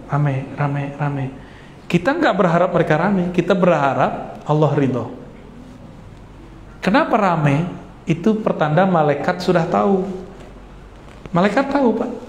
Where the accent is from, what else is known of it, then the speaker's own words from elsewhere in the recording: Sumatra, Indonesia; Di Sumatera dulu nggak ada saya ketemu karena emang di kampung saya nggak ada majelis habaib nggak ada.